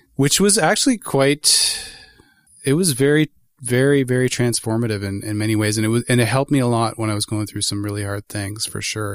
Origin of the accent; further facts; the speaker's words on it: Toronto, Ontario, Canada; moved away as an adult; now in Guelph, Canada; I was born and raised in Toronto in Etobicoke and moved to Guelph